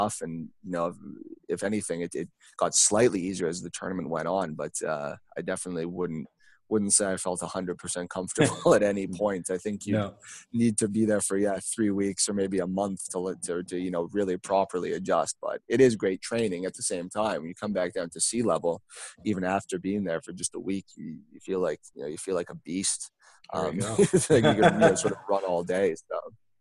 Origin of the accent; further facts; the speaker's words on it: Sudbury, Ontario, Canada; growing up in Sudbury